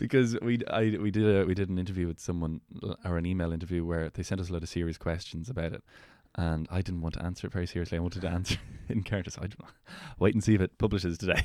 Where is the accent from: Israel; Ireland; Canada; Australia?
Ireland; Meath, Leinster; I grew up in Meath